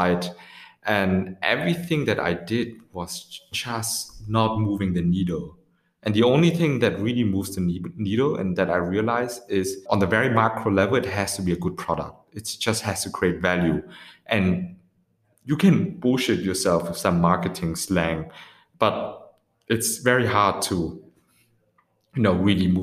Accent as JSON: {"language": "English", "country": "Vietnam", "moved": "yes", "said": "now opening up an office also in Ho Chi Minh City in my home country."}